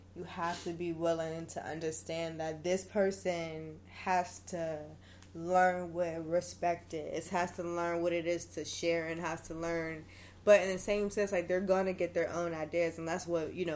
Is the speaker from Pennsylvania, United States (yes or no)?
yes; Pittsburgh, Pennsylvania, United States; moved away; I'm from Pittsburgh. So at this point, I was still living in Pittsburgh.